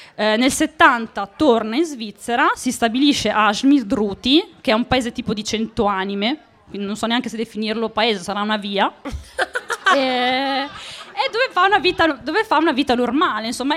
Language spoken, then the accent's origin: Italian; Monticelli, Italy; sono di Monticelli